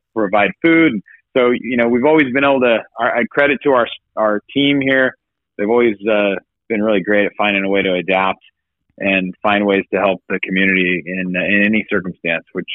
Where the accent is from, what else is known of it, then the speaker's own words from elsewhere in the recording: Fresno, California, United States; my community that I grew up